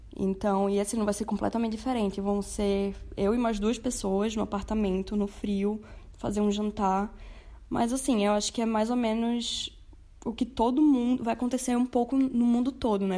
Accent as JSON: {"language": "Portuguese", "town": "Olinda", "region": "Pernambuco", "country": "Brazil", "moved": "as an adult", "lives_now": "Berlin, Germany", "said": "eu sou de Olinda e moro há dois anos e meio aqui em Berlim, na Alemanha"}